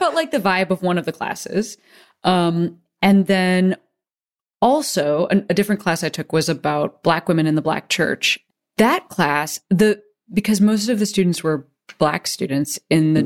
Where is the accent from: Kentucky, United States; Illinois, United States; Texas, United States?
Illinois, United States; Chicago; now in Los Angeles, United States; I'm from Chicago